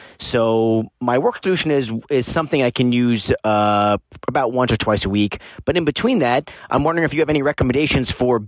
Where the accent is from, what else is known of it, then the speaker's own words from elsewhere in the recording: Los Angeles, California, United States; I'm from Los Angeles, California.